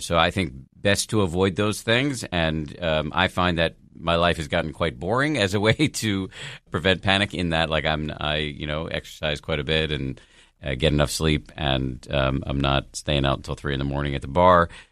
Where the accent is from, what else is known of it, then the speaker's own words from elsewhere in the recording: Boston, Massachusetts, United States; I grew up in Boston